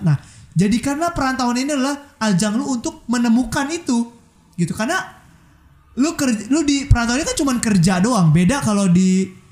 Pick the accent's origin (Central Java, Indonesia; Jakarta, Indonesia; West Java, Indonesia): Jakarta, Indonesia; moved away; gue orang Jakarta